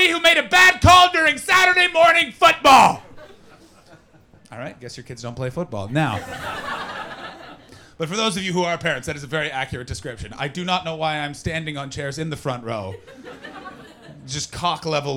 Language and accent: English; Ottawa, Ontario, Canada; now in London, United Kingdom; I'm from Ottawa.